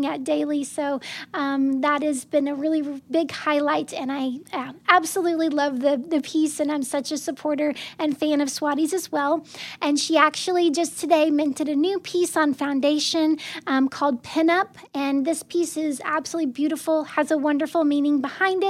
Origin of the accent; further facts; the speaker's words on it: Arkansas, United States; growing up in Arkansas. It looks like so many of the small towns that we would pass through.